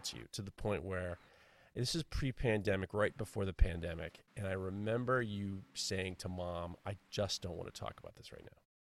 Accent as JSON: {"language": "English", "town": "New York City", "region": "New York", "country": "United States", "tie": "born or raised there", "said": "growing up in New York City"}